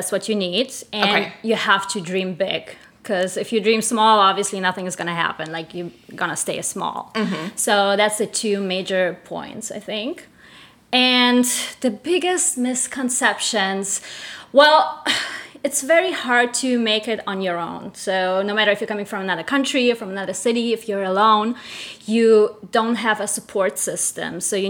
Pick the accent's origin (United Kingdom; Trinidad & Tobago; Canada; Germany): Germany; moved away as an adult; also born or lived in Russia / Spain; now in United States; I'm originally from Russia. I was born in Russia, raised in Germany, lived in Spain, so I call myself international.